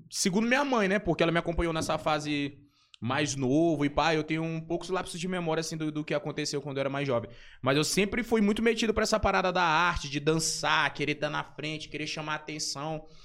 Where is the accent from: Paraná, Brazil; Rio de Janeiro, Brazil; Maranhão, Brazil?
Maranhão, Brazil; São Luís; also born or lived in São Paulo; Mas eu nasci aqui em São Luís do Maranhão. E nunca saí daqui, eu acho que nunca morei em. Ah, não, já morei, depois de adulto, morei um ano em São Paulo.